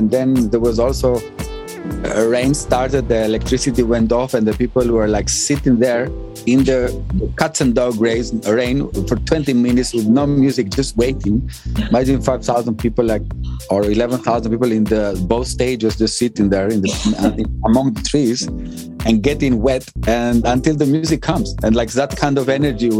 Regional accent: Thessaloniki, Central Macedonia, Greece; English is a second language; I grew up in Thessaloniki, they gave me this kind of like drive, you know?

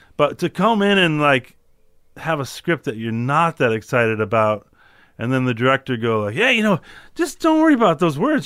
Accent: Chicago, Illinois, United States; I'm from Chicago

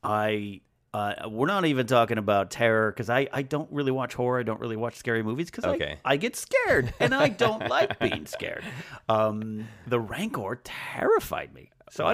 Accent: Pismo Beach, California, United States; I grew up in Pismo Beach, California, so we have massive sand dunes there.

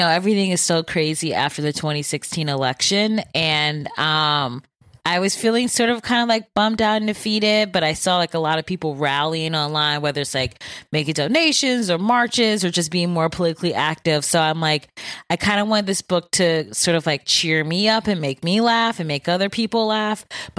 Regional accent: Bedford Heights, Ohio, United States; also born or lived in Solon; I grew up in Bedford Heights and then moved to Solon for high school.

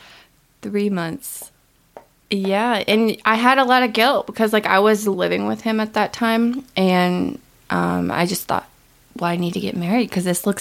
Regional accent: Midwest, United States; I grew up with here in the Midwest

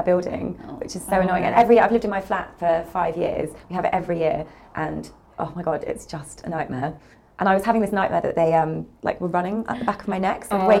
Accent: New Forest, South East England, United Kingdom; now in London, United Kingdom; I'm from the New Forest

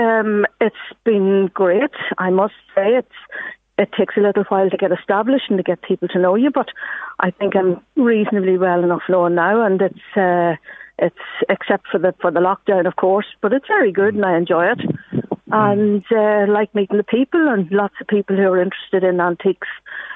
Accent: Belfast, Northern Ireland, United Kingdom; also born or lived in London; now in Drogheda, Ireland; I'm originally from Belfast, and by a circuitous turn of events over the years, I came to Drogheda about 14 years ago.

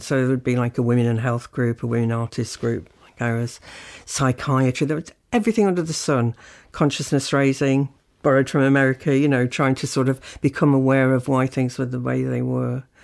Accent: South Shields, North East England, United Kingdom; moved away as an adult; also born or lived in Birmingham / Leeds; I'm from South Shields in the North East

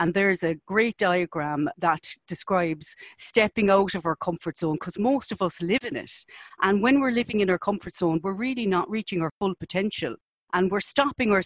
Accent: Cork, Munster, Ireland; I'm from Cork, as you know. My father's a Cork man

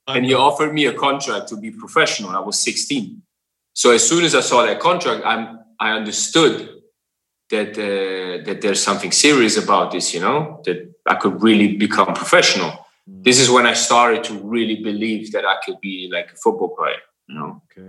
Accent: Berlin, Germany; moved away as an adult; also born or lived in Ghana; I grew up in Germany where everything is like strict control

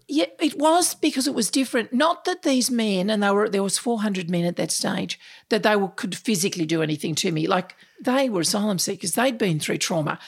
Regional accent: Sydney, New South Wales, Australia; moved away as an adult; now in Melbourne, Australia; I grew up in Sydney, in the Sutherland Shire

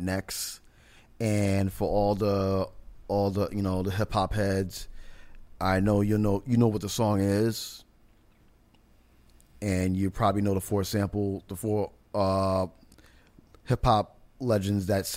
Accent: New York, United States; born and raised in New York all my life

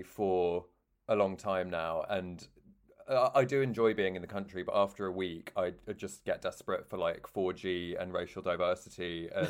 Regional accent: Devon, South West England, United Kingdom; because Chris grew up in London and I grew up in Devon.

